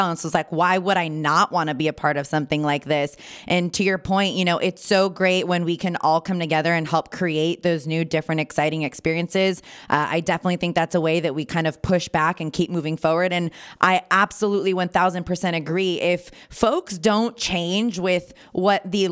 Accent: Napa Valley, California, United States; I'm born and raised in Napa Valley

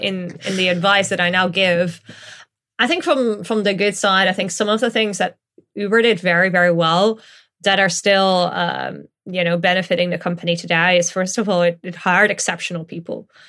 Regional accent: Netherlands; now in London, United Kingdom; I grew up in the Netherlands

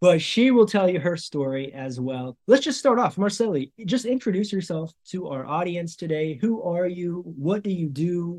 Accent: United States; first language English; moved away as an adult; now in Brazil; I've been speaking English my entire life because I'm American

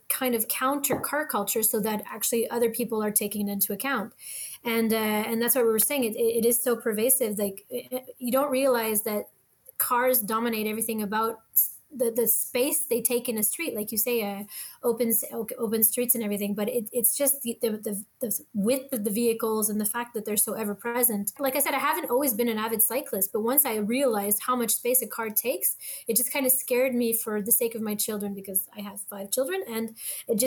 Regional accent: California, United States; now in Quebec, Canada; I grew up in California

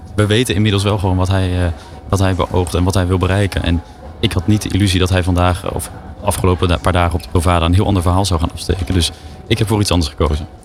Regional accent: Naaldwijk, South Holland, Netherlands; in Naaldwijk, waar ik ben opgegroeid

